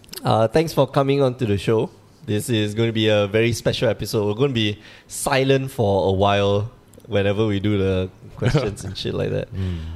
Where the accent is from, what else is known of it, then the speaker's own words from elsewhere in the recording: Singapore; So Dennis is a level 2 judge, and we're here from Singapore.